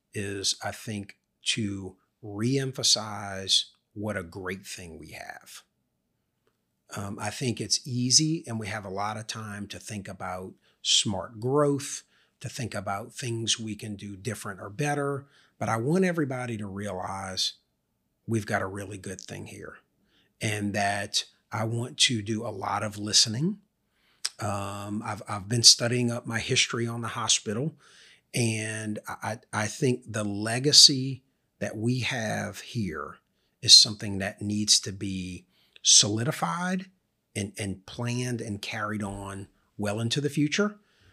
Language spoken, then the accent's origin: English; Louisiana, United States; It's part of the culture growing up in Louisiana.